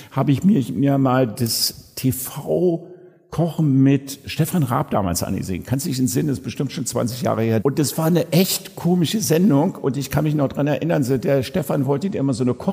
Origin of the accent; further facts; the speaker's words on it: Germany; Und ich als Piefke, nämlich genauso alt wie du, zwischen 10 und 15 Jahren